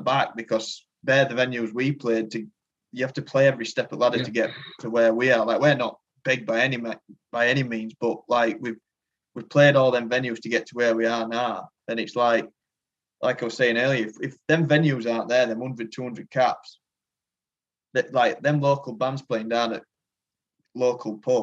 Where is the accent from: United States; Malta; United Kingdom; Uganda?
United Kingdom; Rotherham, Yorkshire and the Humber; we're like from the Rotherham area, like Rotherham Barnsley area.